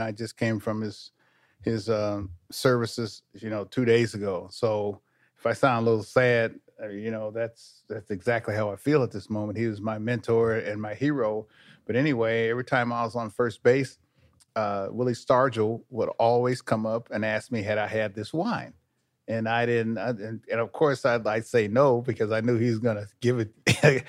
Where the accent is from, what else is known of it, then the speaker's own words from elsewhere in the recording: Sacramento, California, United States; I grew up up here in Sacramento